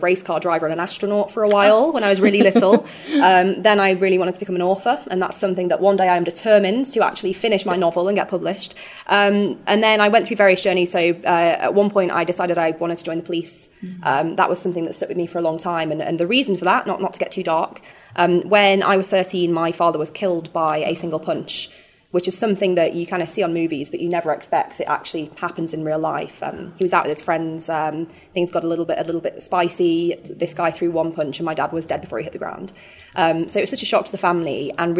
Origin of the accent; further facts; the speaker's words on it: Sheffield, Yorkshire and the Humber, United Kingdom; also born or lived in Hull; I moved from Sheffield to Hull, which is another city based around kind of ports and sort of fishing, when I went to university